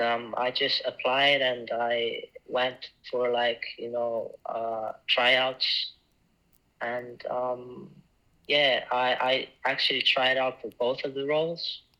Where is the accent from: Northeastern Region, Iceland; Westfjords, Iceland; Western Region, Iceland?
Westfjords, Iceland; Ísafjörður; moved away; Yeah, I'm from Iceland. I'm from a small town called Isafjordur, uh, where 2,000 people live. And I moved by myself to the city in 2020